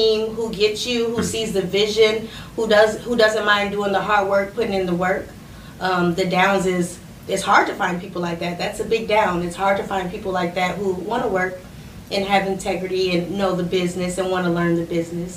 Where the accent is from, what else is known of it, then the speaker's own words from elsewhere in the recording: Aurora, Illinois, United States; I'm from Aurora, Illinois